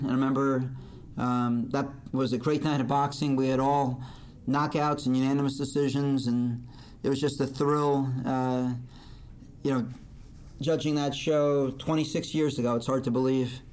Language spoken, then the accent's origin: English; Fair Lawn, New Jersey, United States; also born or lived in Paterson, New Jersey / River Vale, New Jersey; I was born in Paterson, New Jersey, grew up in Fairlawn, live in Rivervale, and work right now in Montvale